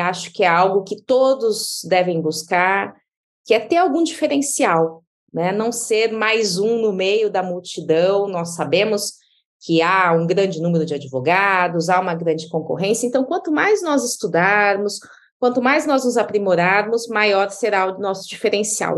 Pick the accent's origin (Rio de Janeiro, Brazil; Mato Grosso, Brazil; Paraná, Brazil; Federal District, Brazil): Mato Grosso, Brazil; Diamantino; moved away as an adult; now in São Paulo, Brazil; eu vim lá do interior do Mato Grosso. Eu sou de uma cidade chamada Diamantino